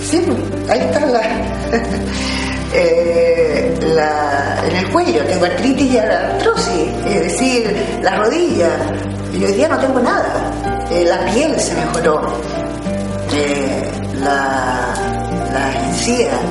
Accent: Santiago, Santiago Metropolitan Region, Chile; eh, tengo 57 años y soy de Santiago de Chile.

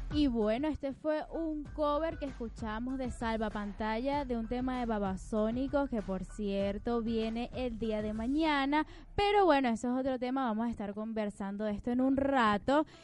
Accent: Venezuela; now in Argentina; Ya somos 130 mil venezolanos que ahora estamos acá

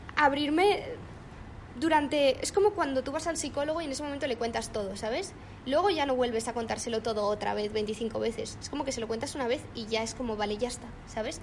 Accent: Mallorca, Balearic Islands, Spain; moved away as an adult; now in Madrid, Spain; yo soy de Mallorca, vivía en Mallorca, ahora vivo en Madrid

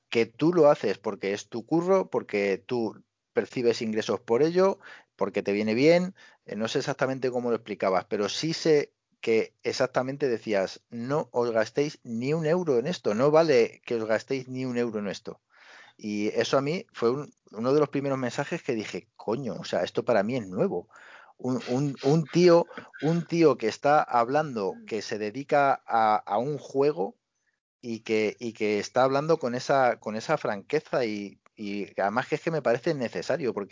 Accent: Barcelona, Catalonia, Spain; tengo 26 años, o tengo 27 años, eh, soy de Barcelona, eh, sí, hablo catalán

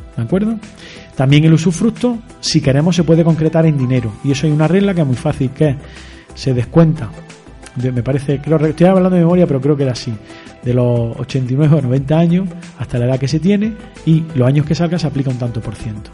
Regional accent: Spain; yo soy español

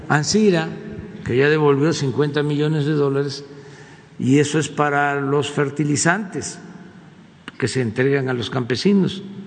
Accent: Mexico

